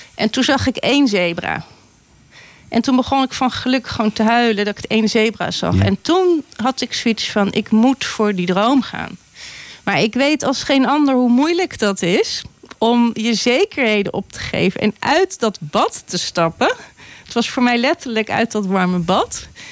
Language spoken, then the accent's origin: Dutch; Gorinchem, South Holland, Netherlands; moved away; ik ben een meisje uit Gorkum